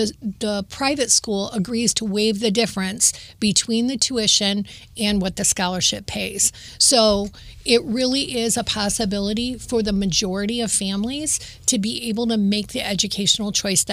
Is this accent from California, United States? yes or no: no; Toledo, Ohio, United States; I was born and raised in Toledo